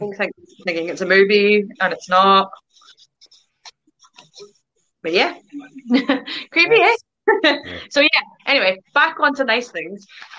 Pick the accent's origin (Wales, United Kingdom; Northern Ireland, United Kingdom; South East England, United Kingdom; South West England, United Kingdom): Northern Ireland, United Kingdom; moved away as an adult; now in Glasgow, United Kingdom; I'm Irish, but I live in Glasgow, Scotland.